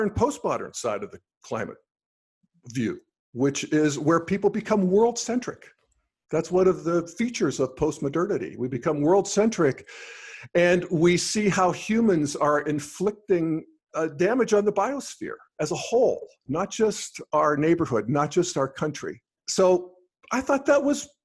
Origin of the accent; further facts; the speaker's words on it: Western Pennsylvania, United States; moved away as an adult; also born or lived in Denver; I grew up in Western Pennsylvania in the 60s and 70s in coal mining country